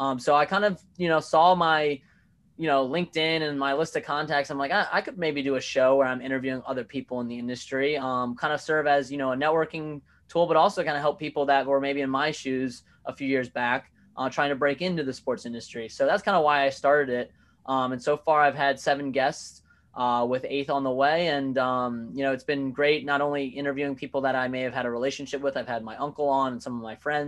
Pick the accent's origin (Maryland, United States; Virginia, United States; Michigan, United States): Virginia, United States; now in New Jersey, United States; I'm a transplant of New Jersey. I grew up in Virginia and kind of moved around a little bit too.